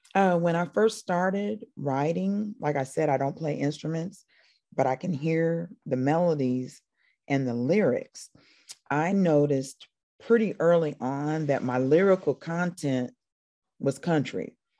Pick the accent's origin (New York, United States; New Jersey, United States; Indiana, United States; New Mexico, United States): Indiana, United States; Paoli; moved away as an adult; now in Atlanta, United States; I'm from there. I was born, I was born in Paoli.